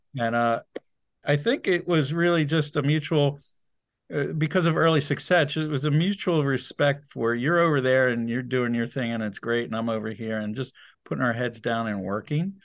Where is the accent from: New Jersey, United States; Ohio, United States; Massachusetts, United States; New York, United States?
New Jersey, United States; moved away; also born or lived in Wilmington, Delaware; We're all from New Jersey